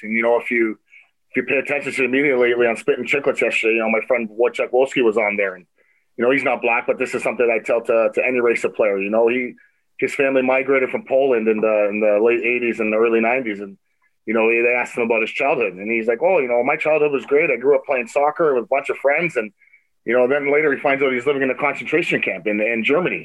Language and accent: English; Toronto, Ontario, Canada; growing up in Toronto and playing hockey